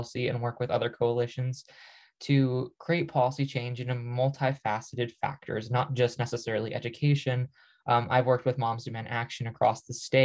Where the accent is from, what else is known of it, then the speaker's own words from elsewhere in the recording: New Mexico, United States; I grew up in New Mexico with a whole host of experiences that are unique to our state.